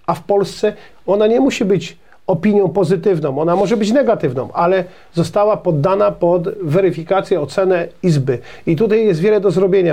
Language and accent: Polish; Poland; My, Polacy, a szczególnie rolnicy